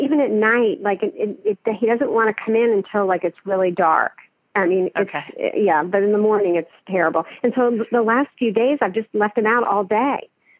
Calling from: Edmond, Oklahoma, United States; I'm calling from Oklahoma City, from Edmond, Oklahoma.

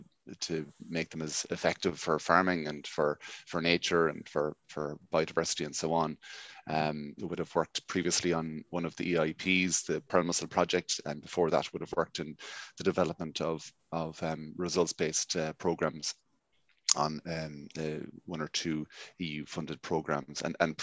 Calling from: County Mayo, Ireland; I'm broadcasting here from West County Mayo. I suppose one of the best counties never to have won in all Ireland over the last 70 years.

